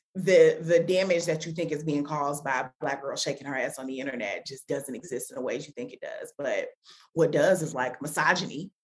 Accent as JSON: {"language": "English", "town": "Chicago", "region": "Illinois", "country": "United States", "also_born_or_lived": "Washington, District of Columbia, United States / Atlanta", "moved": "yes", "said": "I'm from Chicago, but then I've also lived in DC, I've lived in Atlanta"}